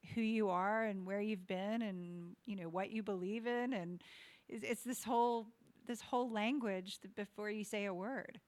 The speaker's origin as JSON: {"language": "English", "region": "the South", "country": "United States", "tie": "born or raised there", "said": "growing up in the South"}